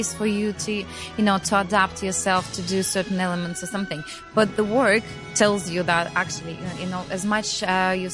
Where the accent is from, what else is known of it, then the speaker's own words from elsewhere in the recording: Russia; We just had a little break, which we've spent at home in Russia. That's where we came from.